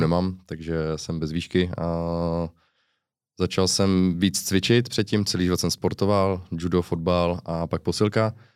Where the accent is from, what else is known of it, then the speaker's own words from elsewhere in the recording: Uherské Hradiště, Zlín Region, Czechia; accent: Slovácko; also born or lived in Mariánské Lázně / Cheb; od Uherského hradiště nejsem, jsem z Uherského hradiště